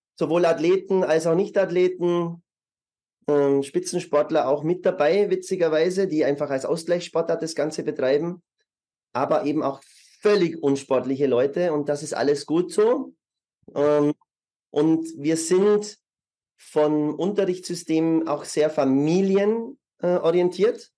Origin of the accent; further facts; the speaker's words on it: Germany; moved away as an adult; also born or lived in Munich; now in Vienna, Austria; Ich bin ursprünglich Deutscher